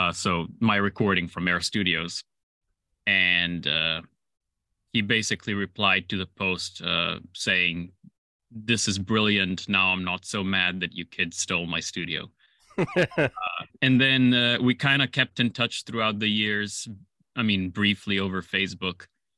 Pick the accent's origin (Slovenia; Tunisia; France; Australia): Slovenia; So I was born and raised in Slovenia. It's a small chicken-shaped country bordering Italy, Austria, Croatia, and Hungary.